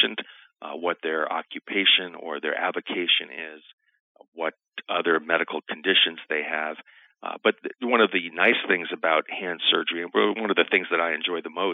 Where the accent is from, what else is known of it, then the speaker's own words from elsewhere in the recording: New York City, New York, United States; moved away as an adult; also born or lived in Naples, Italy / San Diego, California; now in Nebraska, United States; I grew up in New York City and went to medical school at New York University